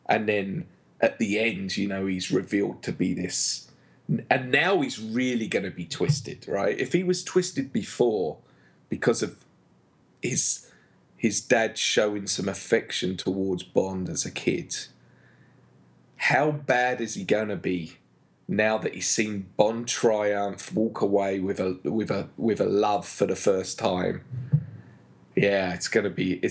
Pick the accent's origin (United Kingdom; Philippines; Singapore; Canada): United Kingdom; England; moved away; also born or lived in Peoria; being an Englishman